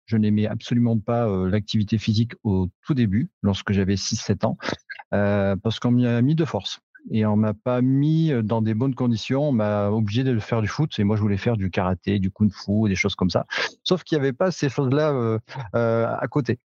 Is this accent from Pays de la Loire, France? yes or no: no; Cantal, Auvergne-Rhône-Alpes, France; chez nous, dans le Cantal